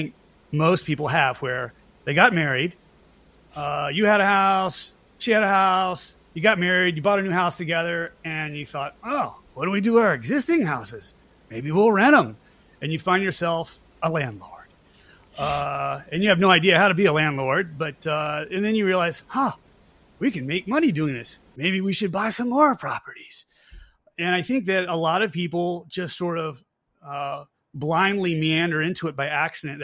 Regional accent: Virginia, United States; now in Georgia, United States; I'm originally from Virginia

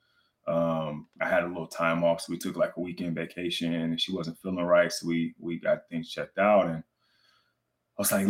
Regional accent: Richmond, California, United States; also born or lived in Oakland, California; I was born in Oakland, California, but raised in Richmond, California

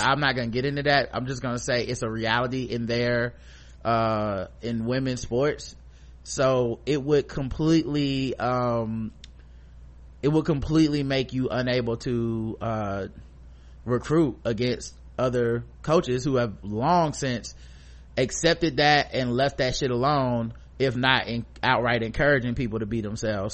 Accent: United States

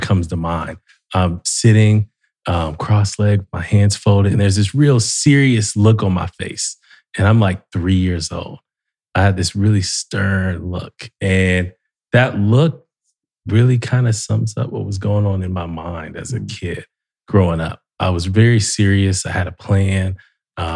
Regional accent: Columbus, Ohio, United States; also born or lived in Dayton, Ohio; I grew up in Columbus

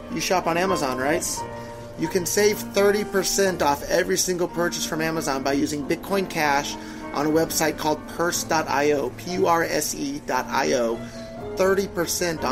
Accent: Silicon Valley, California, United States; I was born and raised in Silicon Valley, right there in California, my whole life

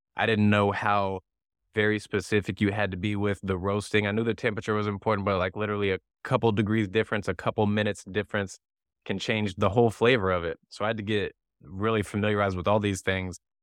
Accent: near Saint Louis, Missouri, United States; now in Southern California, United States; I grew up near Saint Louis

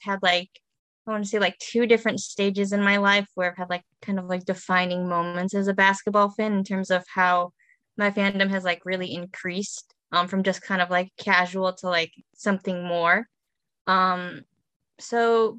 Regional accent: Chicago suburbs, Illinois, United States; I was born in Chicago and then moved to the suburbs, been raised there.

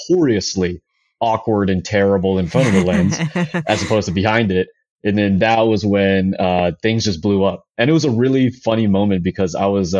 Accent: Daly City, California, United States; I'm from the Bay Area, specifically from a little town called Daly City

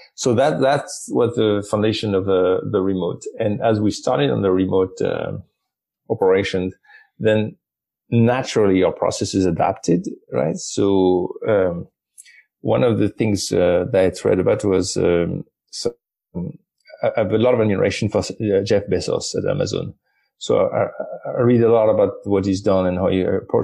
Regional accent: France; I'm from France

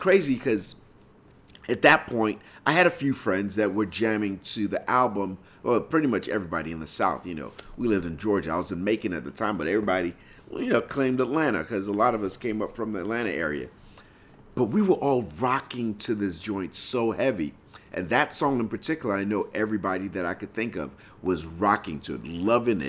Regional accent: Lagos, Nigeria; moved away; I grew up in Nigeria

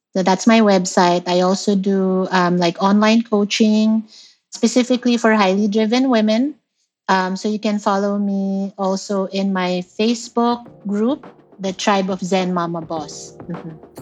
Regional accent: Philippines; moved away; I, I grew up in the Philippines

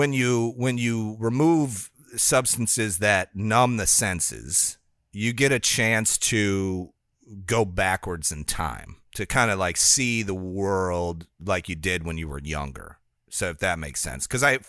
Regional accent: Midwest, United States; born there; now in Florida, United States; I always get like the late in the winter blues for whatever reason, because I was born in the Midwest.

